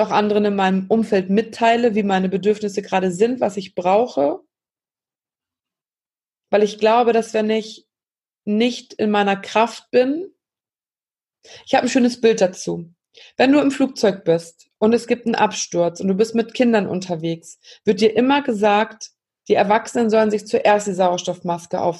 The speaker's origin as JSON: {"language": "German", "country": "Germany", "said": "hier bei uns in Deutschland"}